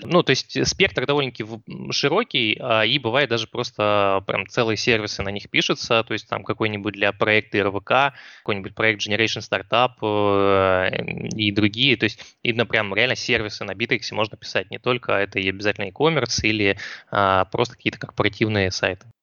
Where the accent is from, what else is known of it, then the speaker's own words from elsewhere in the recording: Rostov-on-Don, Rostov Oblast, Russia; я из Ростова